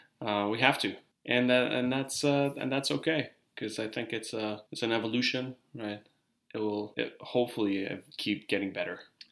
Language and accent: English; Iran; moved away; I grew up in Iran and we were behind about 10 years in most things